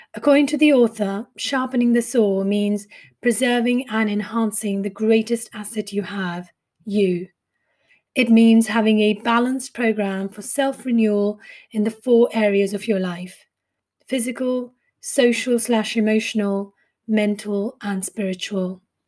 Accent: India; accent: Indian; moved away as an adult; also born or lived in Mumbai; now in United Kingdom; I grew up in India and came from a family of servicemen

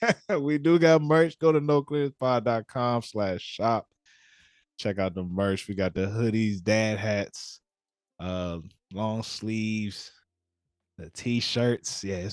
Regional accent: Temple Hills, Maryland, United States; also born or lived in District Heights, Maryland; Yeah, I grew up in Temple Hills, right near Iverson Mall.

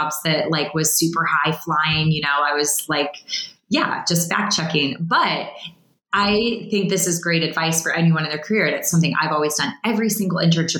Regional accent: Illinois, United States; moved away; I was from the Midwest of Illinois

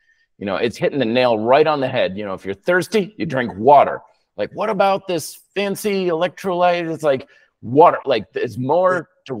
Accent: Vermont, United States; now in Denver, United States; when I was growing up in Vermont, you know, we don't have much of a growing season there.

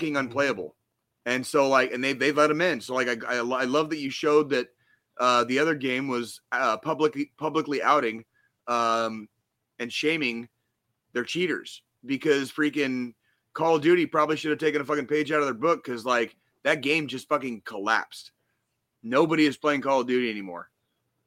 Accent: Arizona, United States; One of my best friends I grew up with in Arizona

